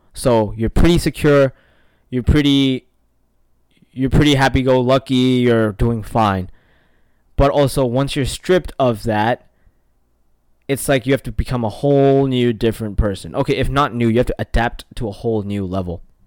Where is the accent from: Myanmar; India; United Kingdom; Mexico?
Myanmar; now in United States; I'm from Burma